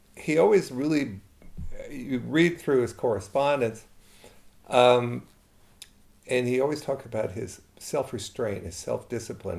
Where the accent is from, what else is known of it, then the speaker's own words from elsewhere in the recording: Baltimore, Maryland, United States; moved away; also born or lived in Eastern United States; I'm not from Montana. Born in Baltimore, grew up in the East.